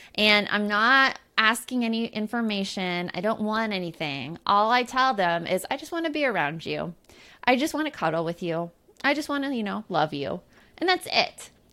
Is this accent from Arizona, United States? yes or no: yes; Tucson, Arizona, United States; growing up in Tucson, Arizona